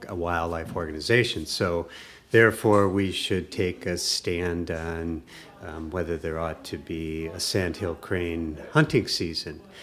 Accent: Wisconsin, United States; near my hometown, a rural community in Wisconsin

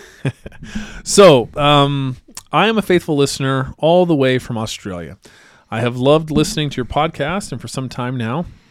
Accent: Idaho, United States; growing up in Idaho

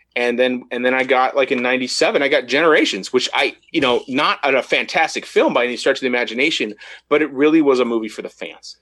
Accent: United States; growing up in America

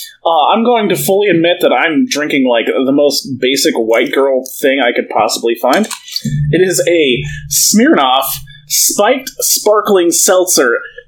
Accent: Iowa, United States; We're from Iowa

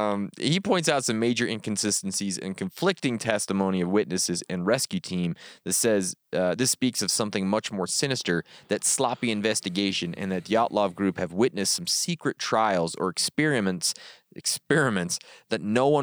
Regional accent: Yekaterinburg, Sverdlovsk Oblast, Russia; From hometown Yekaterinburg. Home of a Russian hot dog.

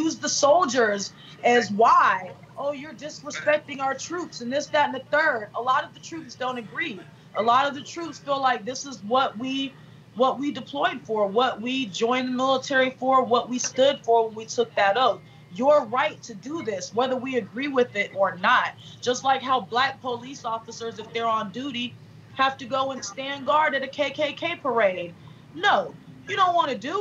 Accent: Southeast Georgia, United States; also born or lived in Germany; I grew up in Southeast Georgia

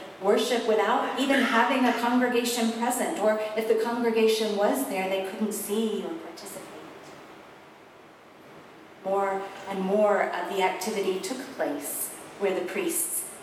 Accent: South Carolina, United States; I grew up in South Carolina

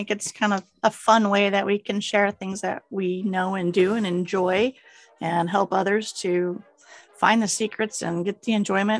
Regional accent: Missouri, United States; also born or lived in California; I'm from California to begin with, born there, but I was raised in Missouri.

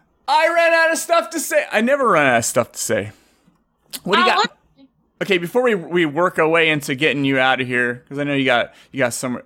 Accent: San Jose, California, United States; I grew up in San Jose, just a couple miles from it.

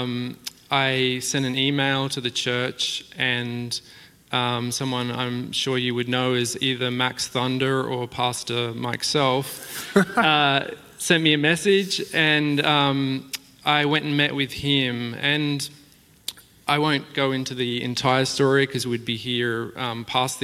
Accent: Australia; moved away as an adult; now in Lake Oswego, United States

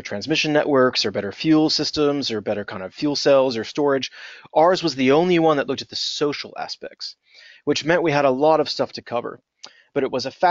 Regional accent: United States; accent: American; moved away as an adult; also born or lived in Blacksburg, Virginia; now in United Kingdom; I am an American. My accent gives me away

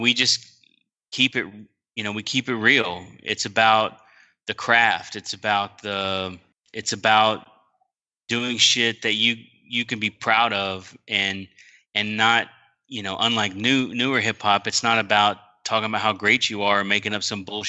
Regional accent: Texas, United States; I grew up in Texas

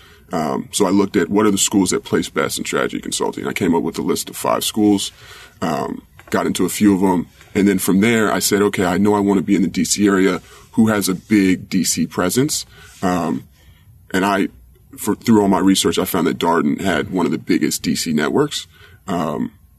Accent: Washington, District of Columbia, United States; moved away as an adult; also born or lived in Copenhagen, Denmark / Plymouth, England / Santiago, Chile / Corrientes, Argentina; I grew up in Washington, D.C.

